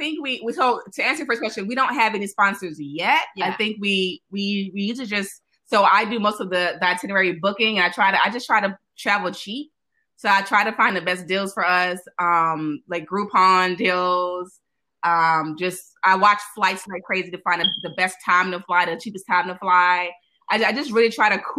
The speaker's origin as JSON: {"language": "English", "town": "New Orleans", "region": "Louisiana", "country": "United States", "also_born_or_lived": "China", "moved": "yes", "said": "I'm from New Orleans originally."}